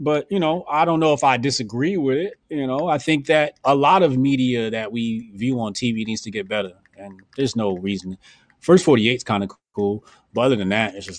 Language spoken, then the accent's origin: English; Newark, New Jersey, United States; I'm from Jersey, and I'm from Newark